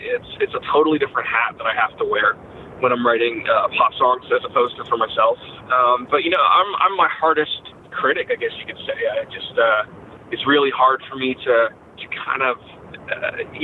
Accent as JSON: {"language": "English", "country": "Canada", "tie": "born or raised there", "moved": "yes", "lives_now": "United States", "said": "I'm actually a dual American citizen, even though I grew up in Canada."}